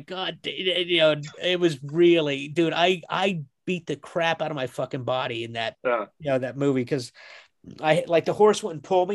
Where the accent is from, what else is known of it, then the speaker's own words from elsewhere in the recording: Kansas, United States; I'm from Kansas